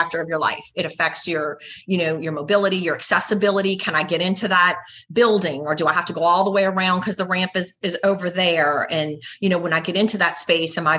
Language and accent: English; the South, United States; we are from the South